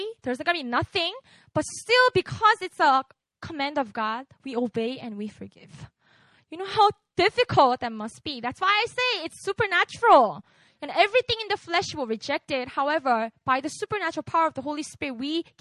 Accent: Busan, South Korea; English is a second language; moved away; I grew up in Busan

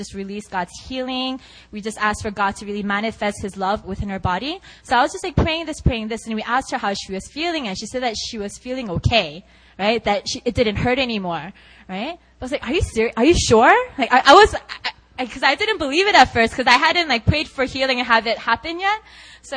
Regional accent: South Korea; I'm from Korea.

